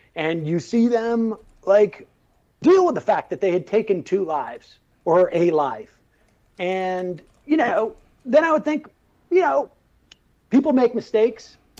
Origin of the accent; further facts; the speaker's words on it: Worcester, Massachusetts, United States; grew up in, in, in Worcester, Massachusetts.